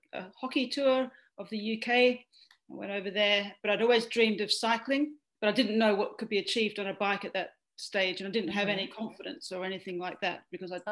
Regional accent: east of Perth, Western Australia, Australia; now in Melbourne, Australia; I come from Western Australia, actually. So I grew up on a wheat and sheep farm about 130 kilometres east of Perth

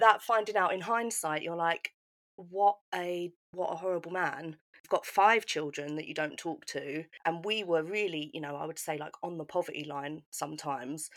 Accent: United Kingdom; I grew up just outside of London

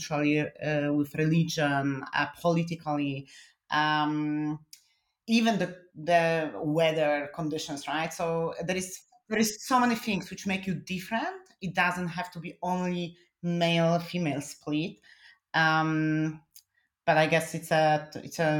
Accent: Poland; English is a second language; now in Germany; I'm originally from Poland

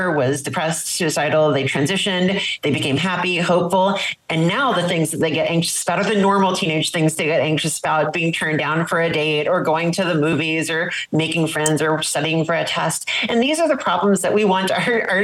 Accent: South Louisiana, United States; I grew up in South Louisiana in the 1990s

